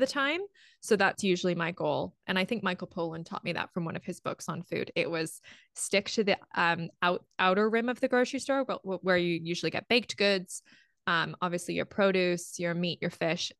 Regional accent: Ontario, Canada; moved away as an adult; also born or lived in England / Australia / Amsterdam; now in Vancouver, Canada; I was born in England and I grew up in Ontario

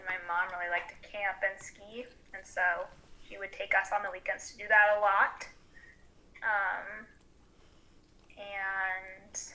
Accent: South Dakota, United States; also born or lived in Florida / Iowa; now in Moscow, United States; I grew up in South Dakota, and I was born in Florida, and I lived in Iowa for a little while, too.

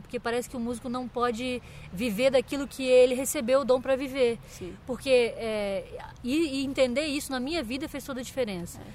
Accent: Santa Catarina, Brazil; now in São Paulo, Brazil; eu sou de Santa Catarina

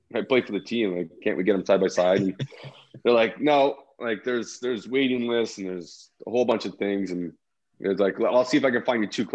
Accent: Toronto, Ontario, Canada; moved away as an adult; also born or lived in Chicago; growing up in Toronto and downtown

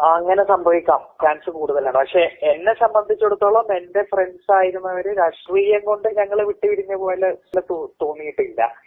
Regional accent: Nilambur, Kerala, India; moved away as an adult; also born or lived in Thrissur; now in Delhi, India; ഞാൻ മലപ്പുറം നിലമ്പൂർ സ്വദേശിയാണ്

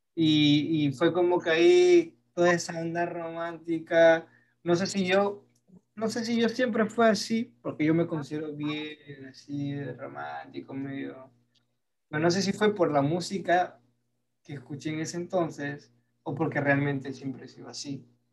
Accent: Peru; soy peruano

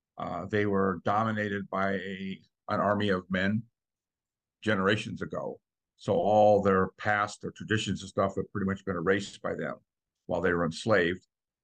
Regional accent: New York, United States; No, my dad was in the Air Force. So we moved around a lot and my grandparents lived here. So this has kind of been home pretty much most of my life.

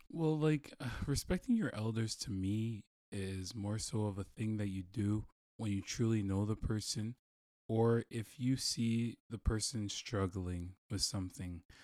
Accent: Toronto, Ontario, Canada; moved away; I'm from Toronto

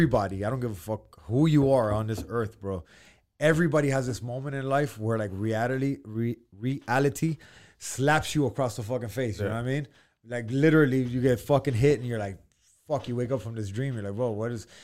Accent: Miami, Florida, United States; born and raised in Miami, grew up single mom

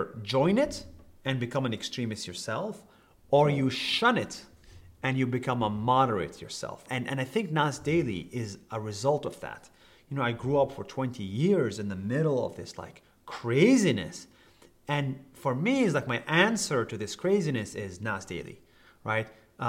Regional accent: Israel; English is a second language; So I grew up in Israel as a Palestinian.

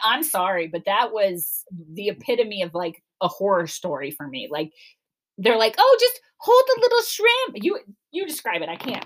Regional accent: Cleveland, Ohio, United States; now in Florida, United States; I'm from Cleveland

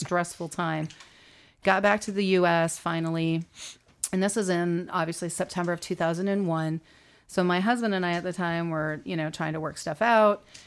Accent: United States; we're American

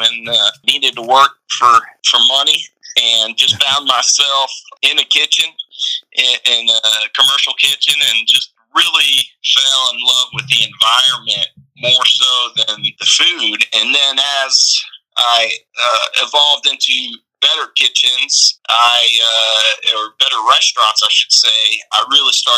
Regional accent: Norcross, Georgia, United States; now in Charleston, United States; I grew up outside of Atlanta in kind of the suburbs of Norcross

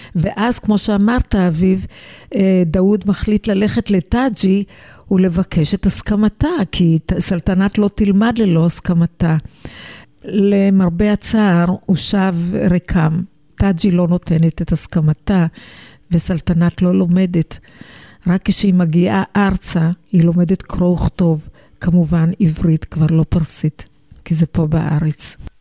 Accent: Israel; אני ילידת הארץ, הוריי הגיעו מאיראן

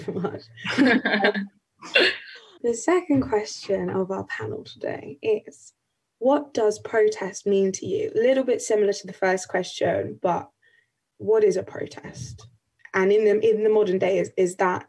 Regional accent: Canterbury, South East England, United Kingdom; moved away as an adult; now in London, United Kingdom; I'm living and studying in London, but I'm from Canterbury

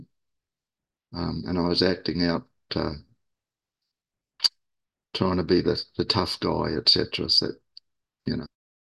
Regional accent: Auckland, New Zealand; moved away as an adult; also born or lived in Sydney, Australia; now in Australia; I moved from my where I was born in Auckland, New Zealand, to Australia in 1980, Sydney.

